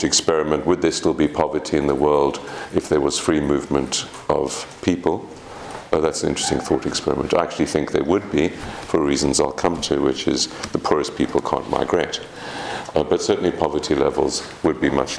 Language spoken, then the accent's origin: English; South Africa; as a South African, of course, migration is absolutely central